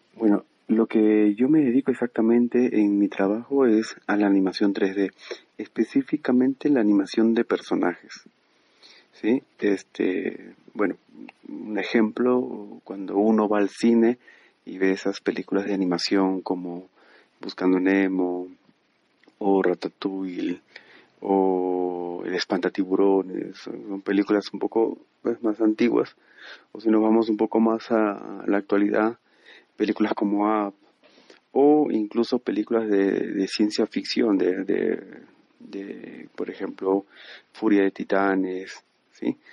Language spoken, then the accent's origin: Spanish; Peru; moved away as an adult; also born or lived in Medellín, Colombia / Lima, Peru; now in Bogotá, Colombia; soy peruano y tengo 35 años